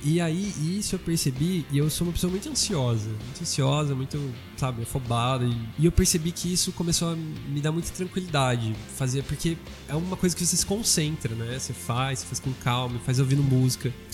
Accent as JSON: {"language": "Portuguese", "town": "São José do Rio Preto", "region": "São Paulo", "country": "Brazil", "said": "A gente é de Rio Preto"}